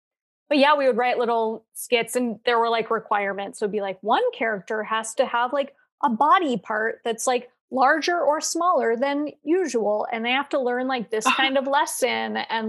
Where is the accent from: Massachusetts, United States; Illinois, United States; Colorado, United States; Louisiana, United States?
Colorado, United States; born or raised there